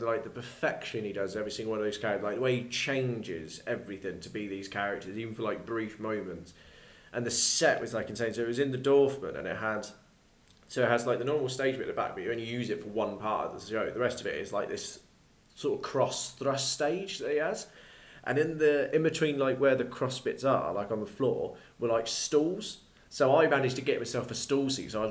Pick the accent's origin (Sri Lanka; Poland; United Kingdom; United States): United Kingdom